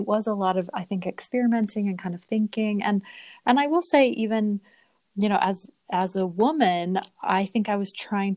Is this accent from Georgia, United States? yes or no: no; Sandy, Utah, United States; moved away as an adult; also born or lived in Pennsylvania; I grew up in Sandy, Utah. So I'm a Utah native